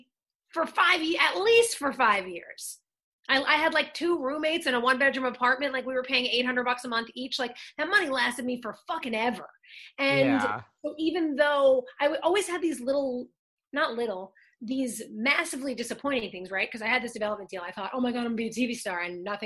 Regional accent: Long Island, New York, United States; moved away as an adult; now in Los Angeles, United States; I'm from Long Island. I was acting from when I was since I was nine. So then when I started going to the city and like taking the Long Island Railroad with my mom when I was a little kid

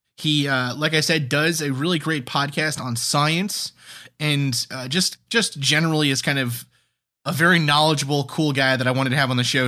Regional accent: New York City, New York, United States; moved away as an adult; also born or lived in New Hampshire; grew up where I grew up in New York City, Staten Island

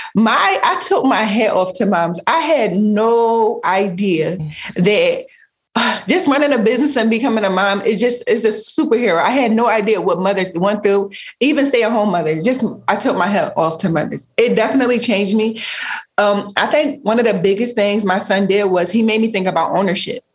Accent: Philadelphia, Pennsylvania, United States; growing up in Philly, you the environment that we grew up

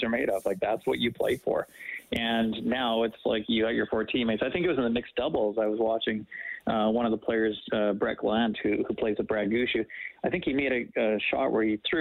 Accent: Winnipeg, Manitoba, Canada; where I grew up in Winnipeg

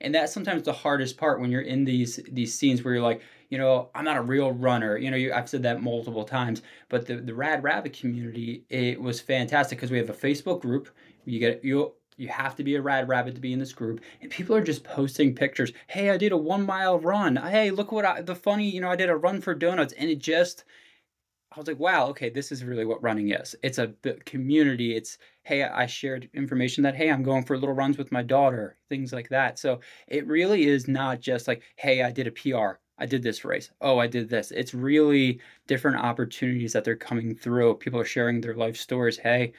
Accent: Abington, Pennsylvania, United States; Yeah, so right outside of Philadelphia. So I grew up in a small town, Abington. Not too large.

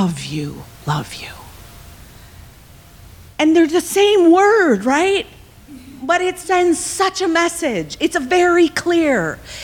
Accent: Evanston, Illinois, United States; moved away as an adult; now in Los Angeles, United States; I'm from Chicago, actually from Evanston, but I have moved to Los Angeles

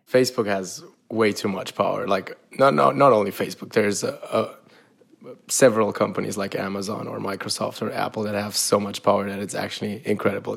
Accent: Romania; moved away; also born or lived in Austria; I am originally from Romania

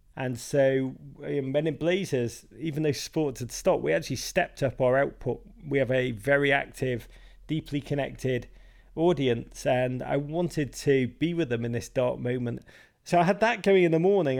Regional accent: Liverpool, North West England, United Kingdom; moved away as an adult; now in United States; I grew up in Liverpool.

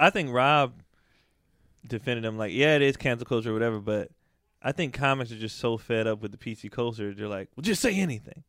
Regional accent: the Bay Area, California, United States; I grew up in the Bay

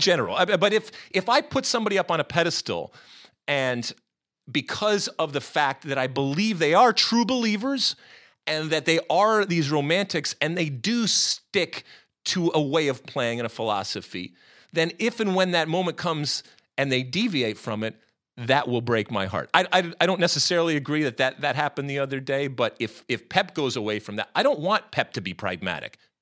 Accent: United States; me as an American

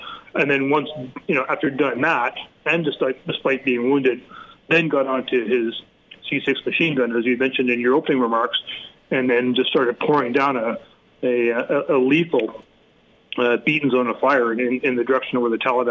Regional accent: Canada; as a Canadian

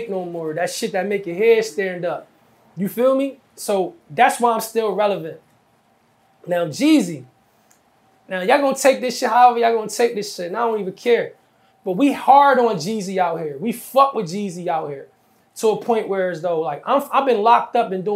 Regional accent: New Jersey, United States; I'm from Jersey

